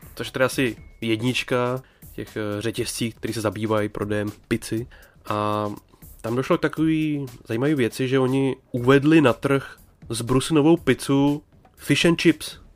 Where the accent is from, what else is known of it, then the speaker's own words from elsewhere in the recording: Bohemia, Czechia; moved away; lidi u nás doma v Čechách